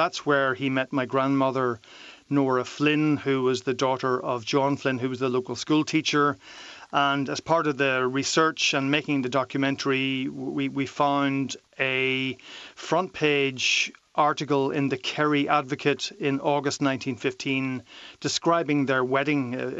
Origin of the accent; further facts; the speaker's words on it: Derry, Northern Ireland, United Kingdom; I grew up in Derry, Miriam, during the 1970s. So the Troubles were very much in the background and sometimes in the foreground. And I would have seen myself as a nationalist.